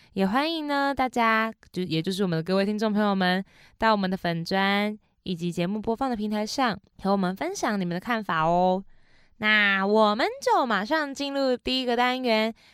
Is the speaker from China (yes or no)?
no; Tafalong and Antong tribes, Hualien County, Taiwan; 我是来自花莲县太白朗部落和安通部落的阿美族